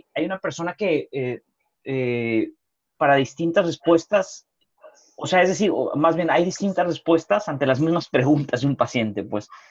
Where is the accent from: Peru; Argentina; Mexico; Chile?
Mexico; yo siendo mexicano